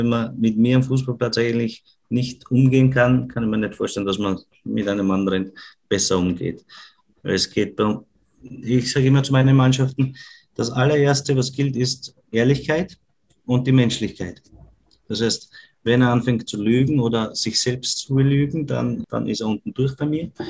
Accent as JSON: {"language": "German", "region": "Vienna", "country": "Austria", "accent": "Viennese", "said": "unser, unser, unser Wiener Dialekt ist ja nicht immer zum, zum Verstehen für andere."}